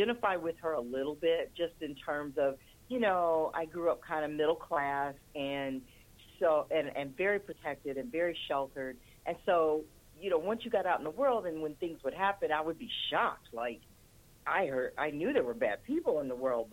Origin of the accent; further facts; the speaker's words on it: Detroit, Michigan, United States; moved away; I'm originally from Detroit